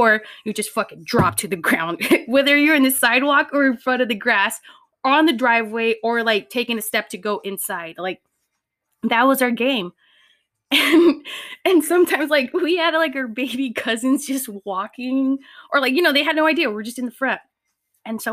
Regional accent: Pomona, California, United States; my cousins and I grew up in Pomona, P-Town.

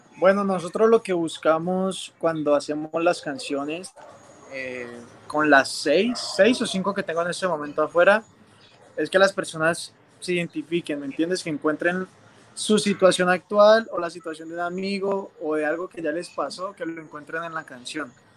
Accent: Cali, Valle del Cauca, Colombia; como buen caleño me encanta la salsa

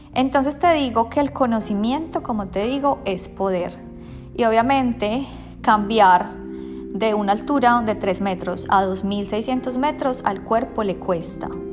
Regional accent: Bogotá, Colombia; now in Sydney, Australia; yo soy de Bogotá

